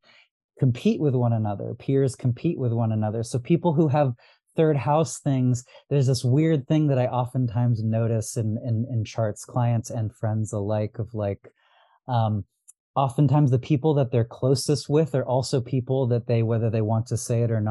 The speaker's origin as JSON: {"language": "English", "town": "Los Angeles", "region": "California", "country": "United States", "tie": "born or raised there", "first_language": "Arabic", "second_language": "English", "said": "I'm from Los Angeles originally, and I'm like, I used to go to Griffith Observatory"}